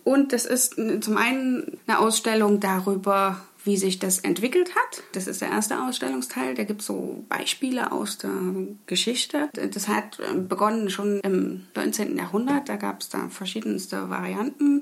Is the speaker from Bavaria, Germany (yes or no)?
no; Leipzig, Saxony, Germany; moved away; meine Heimatstadt Leipzig